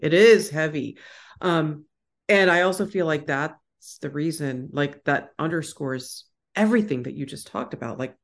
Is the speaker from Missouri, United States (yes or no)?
no; Houston, Texas, United States; I grew up in Houston, Texas